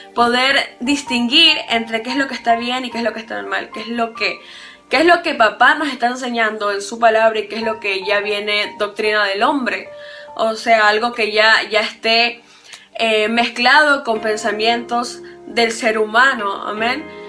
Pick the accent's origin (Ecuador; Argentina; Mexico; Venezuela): Ecuador; yo soy acá de Ecuador